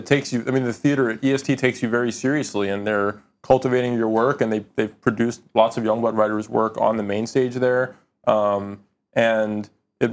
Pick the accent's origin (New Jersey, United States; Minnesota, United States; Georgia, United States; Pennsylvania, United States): New Jersey, United States; I grew up in New Jersey